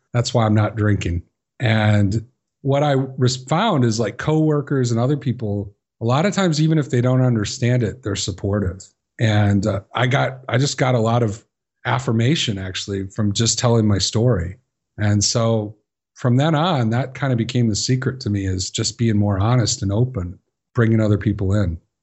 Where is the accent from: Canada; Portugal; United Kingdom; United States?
United States; Chicago, Illinois; I grew up in Chicago